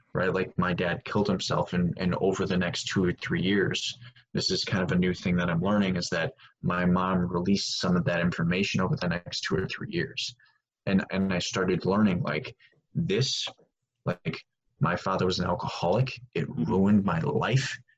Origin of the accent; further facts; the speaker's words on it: Wisconsin, United States; I grew up in Wisconsin